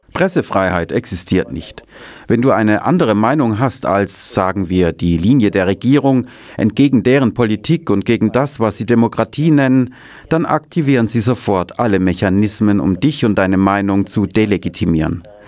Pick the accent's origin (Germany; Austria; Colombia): Colombia; Santa Marta, Magdalena; moved away as an adult; Im Norden Kolumbiens in Santa Marta, das ist der Ort, wo ich herkomme